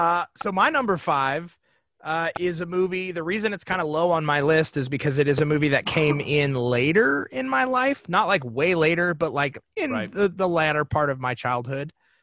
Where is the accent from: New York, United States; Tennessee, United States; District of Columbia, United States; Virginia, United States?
Tennessee, United States; moved away; I'm from Tennessee originally.